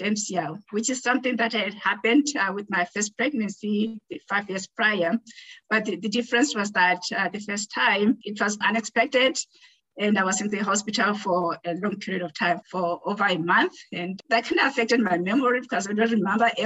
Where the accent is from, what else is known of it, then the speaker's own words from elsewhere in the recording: Botswana; moved away as an adult; now in Winnipeg, Canada; I am originally from Botswana, and I've been in Canada for over 20 years now. I came here as an international student.